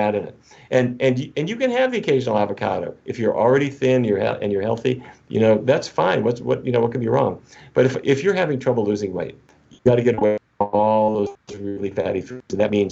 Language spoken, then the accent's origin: English; North Dakota, United States; I grew up in North Dakota.